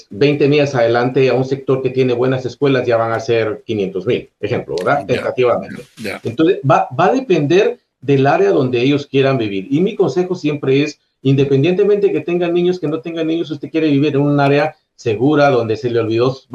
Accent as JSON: {"language": "Spanish", "country": "Guatemala", "moved": "as an adult", "lives_now": "United States", "said": "soy de Guatemala. Guatemala."}